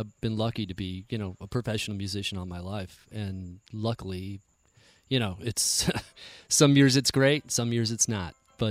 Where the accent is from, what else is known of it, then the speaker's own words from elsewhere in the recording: Buffalo, New York, United States; Buffalo, New York.